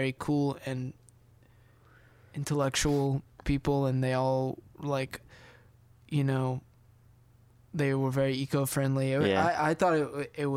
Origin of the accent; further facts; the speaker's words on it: United States; I'm an American